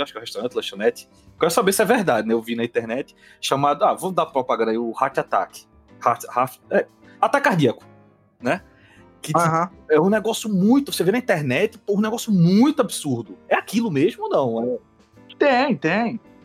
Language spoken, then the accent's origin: Portuguese; Northeast Region, Brazil; eu sou nordestino